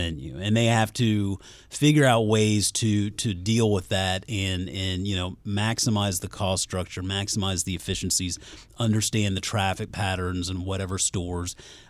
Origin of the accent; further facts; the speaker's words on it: Mount Pleasant, South Carolina, United States; I mean, I grew up in Mount Pleasant, South Carolina, just over the bridge from Charleston, right there on the water.